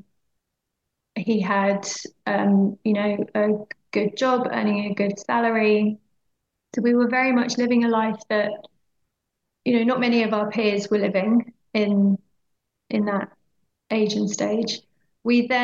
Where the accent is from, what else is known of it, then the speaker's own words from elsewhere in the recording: Oxfordshire, South East England, United Kingdom; moved away as an adult; also born or lived in London; we moved back to my hometown, which was a place that I never particularly wanted to move back to again. It's a beautiful town in Oxfordshire.